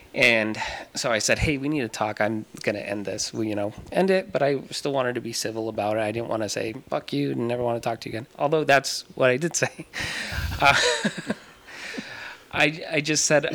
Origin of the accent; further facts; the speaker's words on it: Tucson, Arizona, United States; I was born and raised here in Tucson